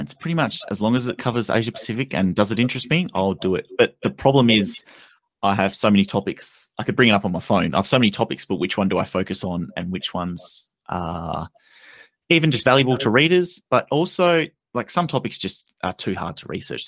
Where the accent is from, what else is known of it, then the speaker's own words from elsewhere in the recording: Australia; being Australian